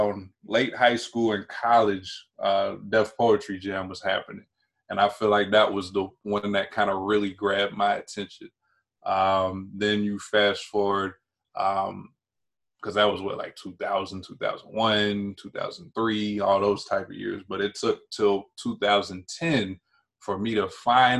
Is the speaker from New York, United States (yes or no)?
no; North Carolina, United States; also born or lived in Prince George's County, Maryland; now in Maryland, United States; I grew up in North Carolina, and I currently reside in PG County, Maryland